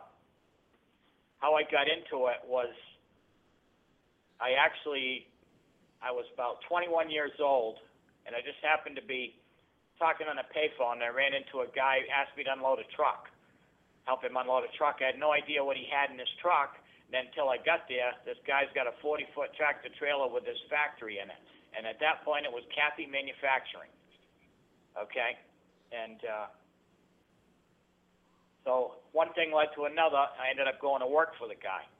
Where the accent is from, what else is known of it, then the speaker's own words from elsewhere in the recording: Fitzwilliam, New Hampshire, United States; born and brought up in Fitzwilliam, New Hampshire, a small town of 1,000 people